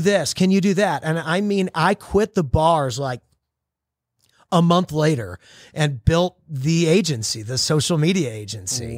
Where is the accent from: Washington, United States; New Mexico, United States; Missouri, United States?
Missouri, United States; St. Louis; I grew up in Saint Louis, Missouri, small town, kinda like a little big town